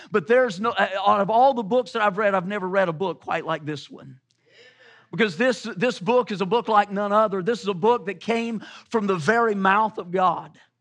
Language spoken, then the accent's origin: English; the South, United States; I'm from the South